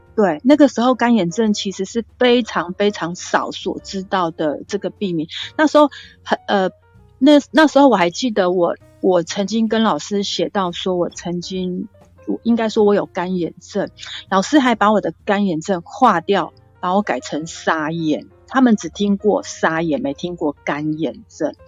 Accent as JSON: {"language": "Chinese", "region": "Kaohsiung", "country": "Taiwan", "tie": "born or raised there", "said": "我是从小住在高雄小岗大林八点厂的附近"}